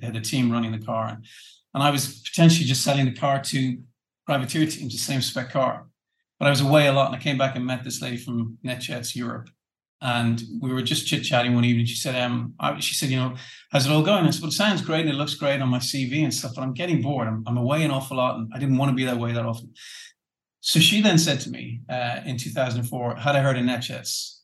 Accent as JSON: {"language": "English", "country": "Ireland", "said": "being the Irish guy"}